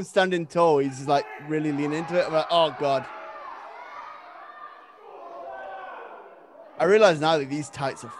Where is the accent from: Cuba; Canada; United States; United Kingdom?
United Kingdom; England; I'm English